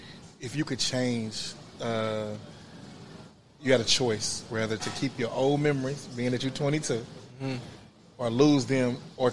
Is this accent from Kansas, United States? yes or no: yes; Wyandotte County, Kansas, United States; Originally born and raised in Wyandotte County.